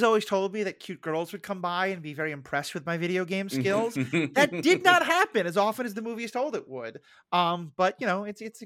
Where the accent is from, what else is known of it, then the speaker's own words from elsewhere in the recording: New York City, New York, United States; growing up in New York City